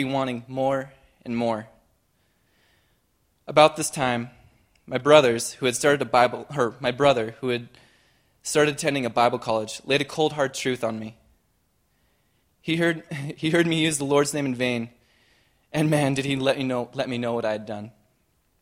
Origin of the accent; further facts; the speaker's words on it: Shorter, Montana, United States; I was raised in Shorter, Montana